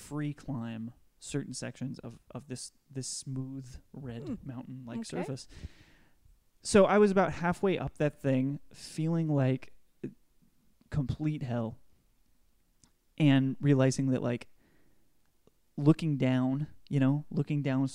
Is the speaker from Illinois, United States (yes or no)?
no; Oregon Coast, United States; growing up in Oregon as a couple of Oregon mm-hmm. Coast kids